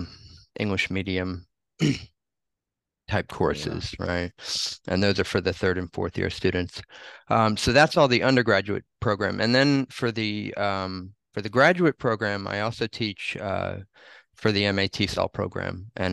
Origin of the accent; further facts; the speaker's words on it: New Jersey, United States; moved away as an adult; also born or lived in Honolulu, United States / Tokyo, Japan; now in Japan; I had gone back to my hometown in New Jersey